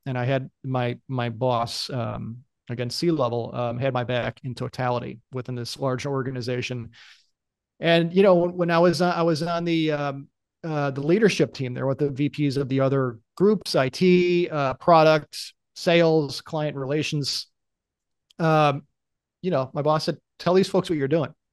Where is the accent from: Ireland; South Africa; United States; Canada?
United States; as an American employee